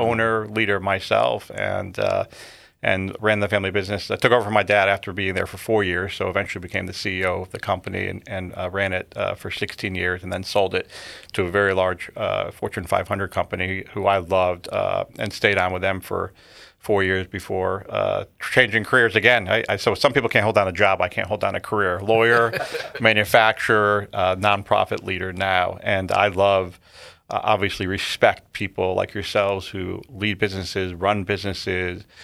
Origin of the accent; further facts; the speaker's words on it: Connecticut, United States; born and raised in Connecticut, lived here, uh, all fifty-two years of my life